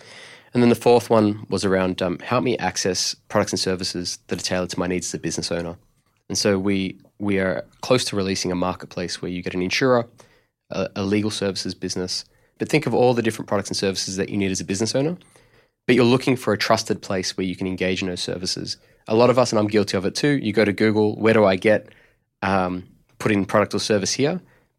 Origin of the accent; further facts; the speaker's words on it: Melbourne, Victoria, Australia; But I'm actually originally from Melbourne. And right. I grew up in an Italian migrant family.